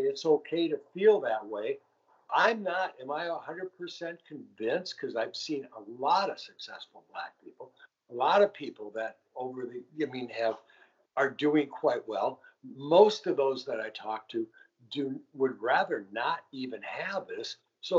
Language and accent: English; Richfield, Minnesota, United States; I grew up in Richfield, okay? Right across Pratt's Avenue was Edina.